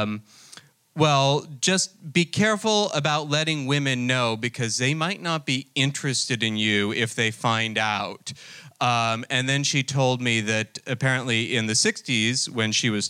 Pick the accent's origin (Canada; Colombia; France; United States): United States; New Jersey; I'm actually from New Jersey